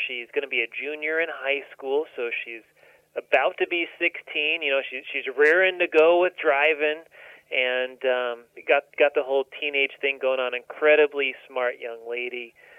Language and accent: English; Southern California, United States; now in Bloomington, United States; I'm from Southern California originally